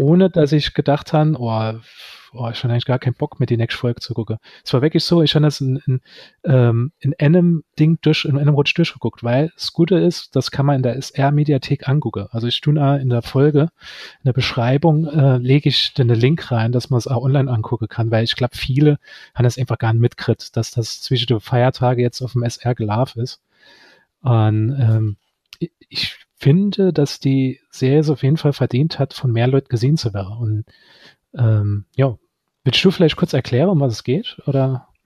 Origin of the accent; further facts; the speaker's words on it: Saarland, Germany; als Saarländer